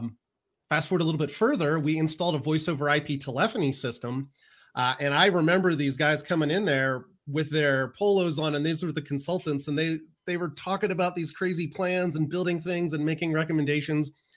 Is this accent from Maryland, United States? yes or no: yes; Maryland, United States; a college in my hometown in Maryland